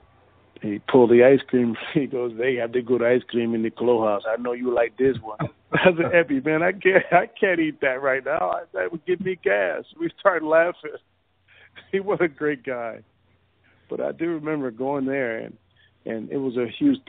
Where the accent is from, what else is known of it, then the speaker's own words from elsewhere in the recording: Joliet, Illinois, United States; I grew up right outside of Chicago in Joliet.